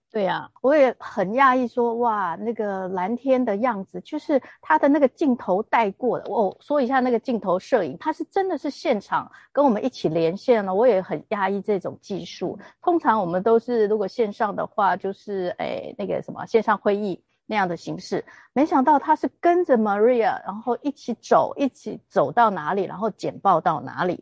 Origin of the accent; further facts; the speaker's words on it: Taiwan; 我们就是台湾的旅客